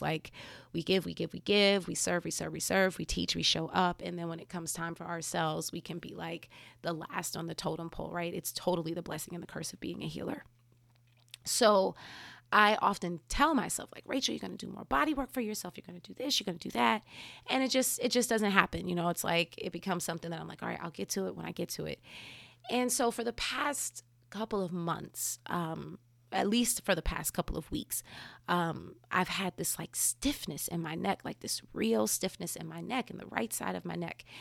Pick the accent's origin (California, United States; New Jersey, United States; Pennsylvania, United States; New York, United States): New Jersey, United States; growing up in New Jersey